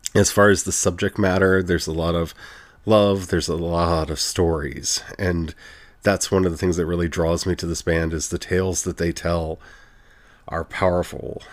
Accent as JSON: {"language": "English", "country": "United States", "said": "as an American, with everything that's going on in my country"}